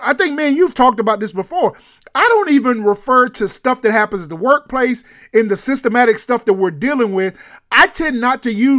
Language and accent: English; California, United States; I grew up in the Bay Area, went to school, obviously, in Oklahoma.